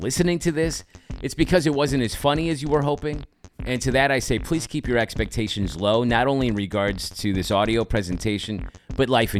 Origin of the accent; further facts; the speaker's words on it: Illinois, United States; now in Brooklyn, United States; I am originally from Illinois. I now live in Brooklyn